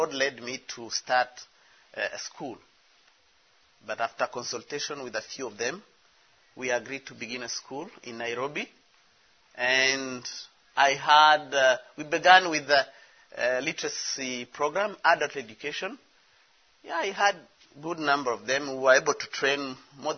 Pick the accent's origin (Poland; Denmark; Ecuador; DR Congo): DR Congo; I'm from the Congo, DRC